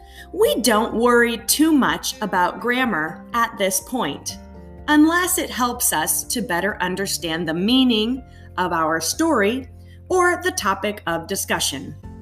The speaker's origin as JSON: {"language": "English", "country": "United States", "tie": "born or raised there", "first_language": "English", "said": "English is my first language because I grew up in the United States. I have acquired Spanish over many years. I am also trying to or attempting to acquire Chinese."}